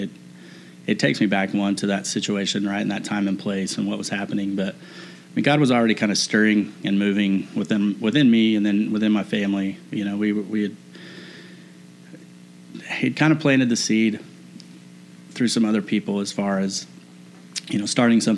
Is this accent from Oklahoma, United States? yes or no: yes; Muskogee, Oklahoma, United States; now in Edmond, United States; I'm originally from Muskogee, Oklahoma